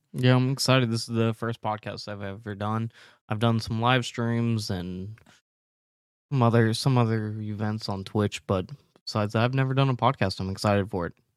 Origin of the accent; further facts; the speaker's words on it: North Carolina, United States; moved away as an adult; now in California, United States; I am from North Carolina. I just moved to California recently.